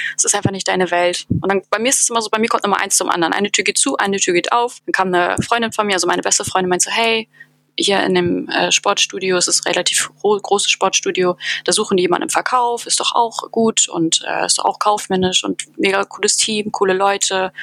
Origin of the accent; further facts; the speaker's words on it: Hamburg, Germany; now in Berlin, Germany; Ich bin Wahlberlinerin sozusagen. Also ich komme gebürtig aus Hamburg